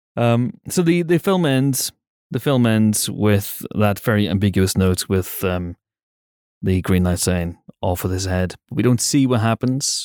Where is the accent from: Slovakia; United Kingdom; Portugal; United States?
United Kingdom; we're British